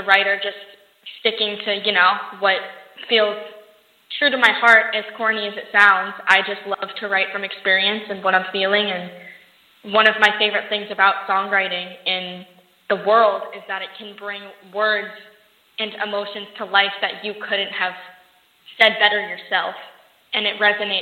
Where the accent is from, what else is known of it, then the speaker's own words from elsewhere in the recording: Las Vegas, Nevada, United States; also born or lived in Los Angeles; I actually travel back and forth from Los Angeles and my hometown, Las Vegas, all the time